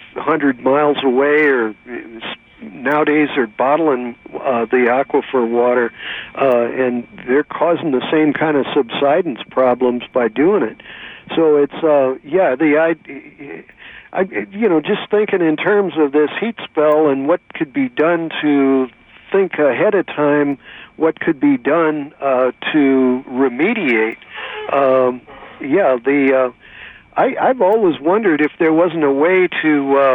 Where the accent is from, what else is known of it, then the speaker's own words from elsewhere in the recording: Missouri, United States; now in California, United States; I'm from Missouri originally